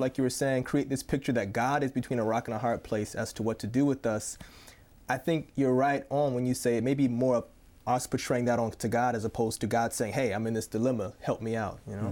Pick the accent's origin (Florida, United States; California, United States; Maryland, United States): Florida, United States; Tampa; moved away; also born or lived in Columbus, Ohio; I'm originally from Tampa, Florida, but my family currently lives in Columbus, Ohio.